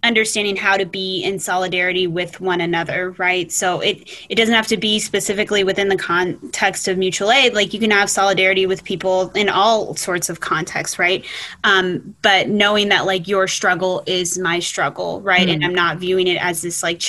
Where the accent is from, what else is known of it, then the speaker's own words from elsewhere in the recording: Fort Worth, Texas, United States; moved away as an adult; also born or lived in Ithaca, New York; now in Cortland, United States; I'm originally from Fort Worth, Texas